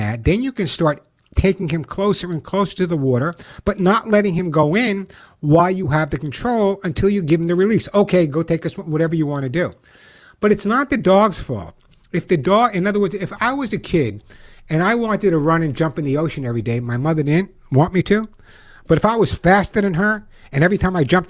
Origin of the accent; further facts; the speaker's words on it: Long Island, New York, United States; you never know by my accent, I'm from Long Island